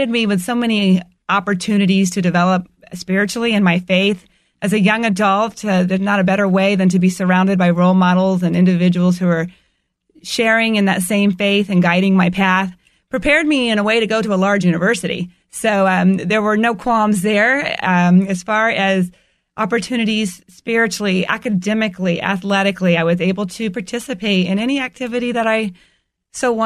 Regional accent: Tampa Bay area, Florida, United States; I was born and raised in the Tampa Bay area

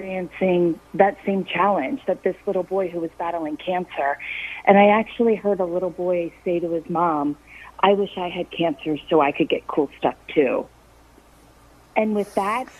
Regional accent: Harford County, Maryland, United States; growing up in Harford County

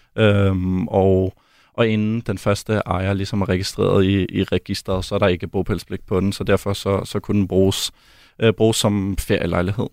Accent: Denmark; moved away as an adult; also born or lived in Belgium / Germany; hjemme i Danmark

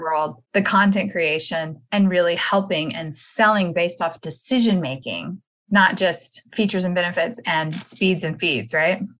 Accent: Texas, United States; I am from Texas

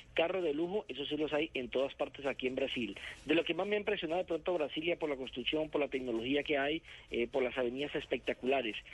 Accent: Colombia; nosotros que nos vinimos de Colombia

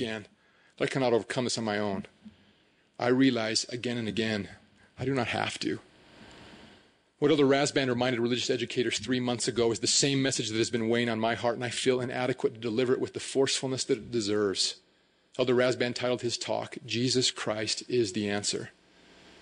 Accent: Hooper, Utah, United States; I grew up in Hooper

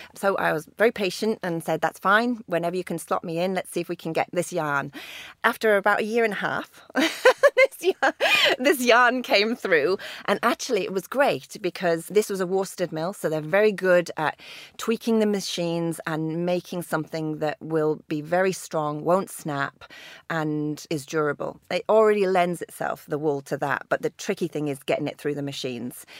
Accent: Lake District, North West England, United Kingdom; growing up in the Lake District as the daughter of a mountaineer

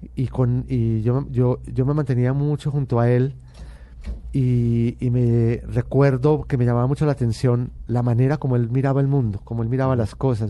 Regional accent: Medellín, Antioquia, Colombia; yo nací en Medellín y pertenezco a, una familia paisa muy tradicional

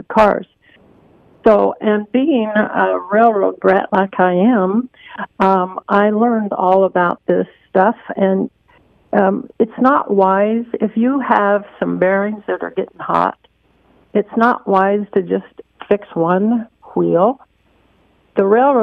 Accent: Lincoln, Nebraska, United States; now in Charlotte, United States; I'm from Lincoln, Nebraska. I moved here

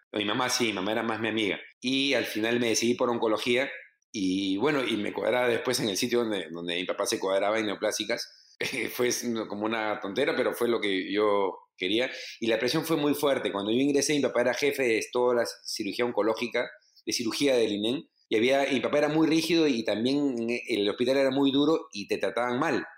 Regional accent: Lima, Peru; mi época lo más difícil en Lima era la Cayetano

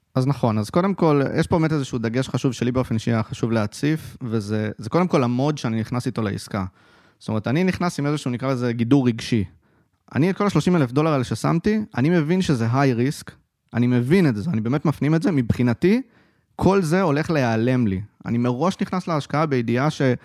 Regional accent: Haifa, Haifa District, Israel; born or raised there

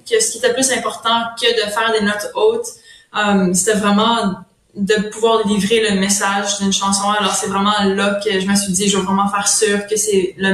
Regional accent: Ontario, Canada; first language French; étant franco-ontarienne, il y a déjà des, des gens qui pensent déjà que je suis anglophone quand je suis vraiment francophone, francophone, c'est ma langue maternelle, c'est le français.

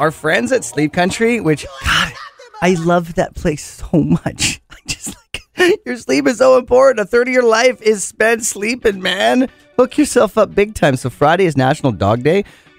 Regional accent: Penticton, British Columbia, Canada; I'm 9. I'm at the big course because you're growing up in Penticton Golf and Country.

